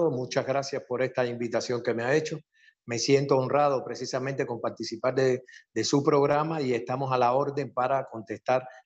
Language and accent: Spanish; Cuba; moved away as an adult; now in Venezuela; Bueno, yo, yo provengo de Cuba. Eh, y en este sentido, mis estudios los hice de licenciatura en cultura física, egresado de profesor de educación física en Cuba en el año 89